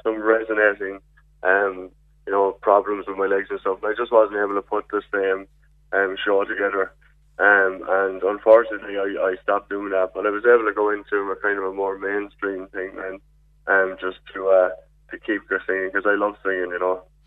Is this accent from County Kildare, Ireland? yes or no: no; Enniscorthy, County Wexford, Ireland; moved away as an adult; also born or lived in Cork; now in Castlemartyr, Ireland; I'm from Enniscorthy, and in County Wexford under the beautiful Vinegar Hill. Um, um, that's where I was raised.